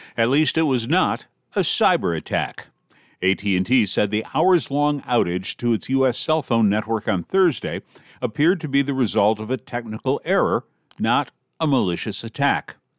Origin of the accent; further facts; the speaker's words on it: Detroit, Michigan, United States; moved away; I'm about six hundred and three miles away from my hometown of Detroit